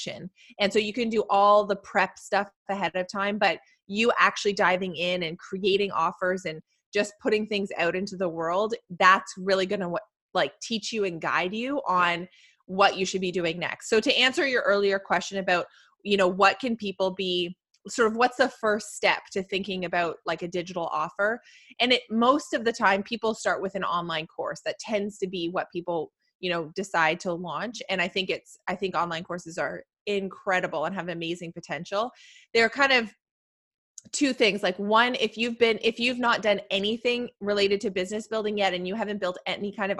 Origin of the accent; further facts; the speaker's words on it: Canada; I'm in Canada and Canadians love to like find out that I'm Canadian